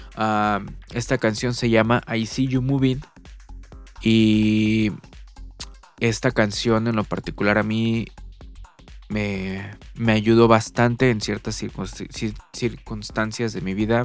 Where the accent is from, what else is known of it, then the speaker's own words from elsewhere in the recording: Mexico; aquí en mi país, México